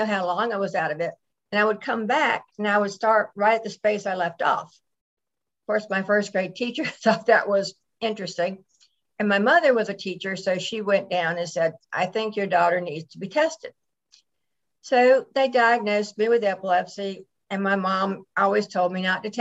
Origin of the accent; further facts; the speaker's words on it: Atlanta, Georgia, United States; also born or lived in Buffalo, New York; I was raised in Atlanta, Georgia.